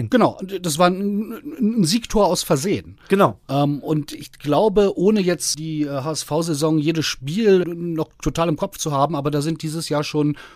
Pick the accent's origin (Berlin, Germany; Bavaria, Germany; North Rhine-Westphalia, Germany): Berlin, Germany; so auch als Berliner ist härter so dieser Gaffer-Effekt.